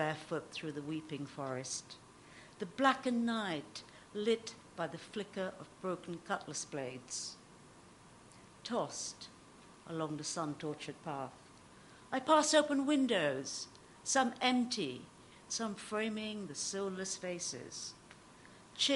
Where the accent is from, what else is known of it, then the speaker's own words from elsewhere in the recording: Trinidad & Tobago; moved away as an adult; I was born in the Caribbean, and I lived there for the first 17 years.